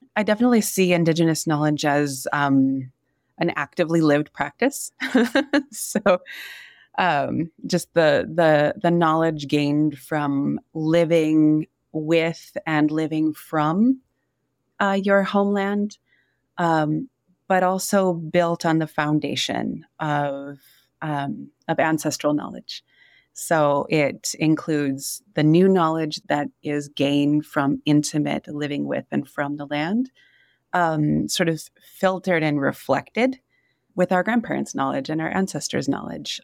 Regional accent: Yurok community in Northern California, United States; also born or lived in Wisconsin; now in Tucson, United States; I was raised in the Yurok community in Northern California

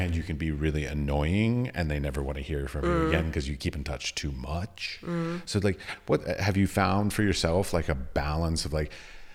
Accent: Washington, District of Columbia, United States; moved away as an adult; also born or lived in Middle East; now in Prague, Czech Republic; I grew up in Washington, D.C.

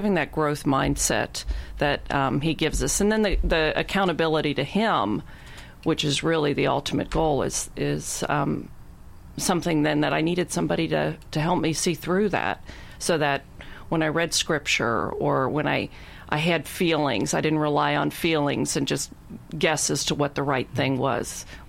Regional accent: Cincinnati, Ohio, United States

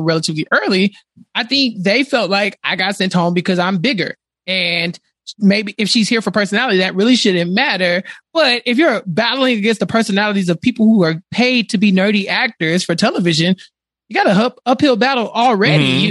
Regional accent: Texas, United States; I'm from Texas.

